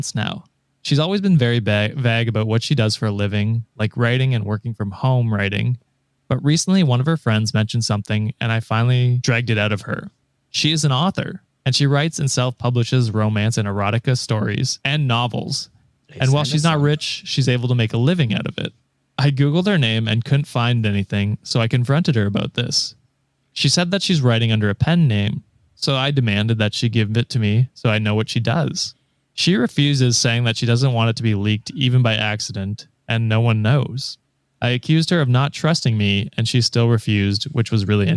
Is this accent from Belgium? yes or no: no; Canada